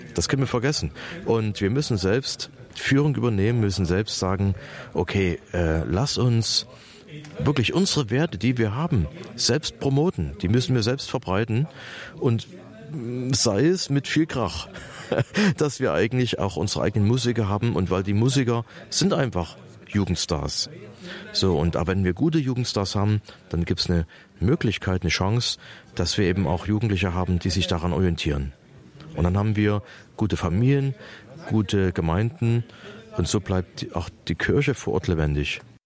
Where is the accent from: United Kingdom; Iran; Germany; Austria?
Germany; East Germany; wir sind ja aus der Ostzone hier